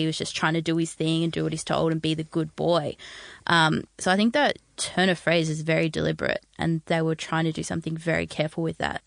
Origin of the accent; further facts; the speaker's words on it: Australia; as an Australian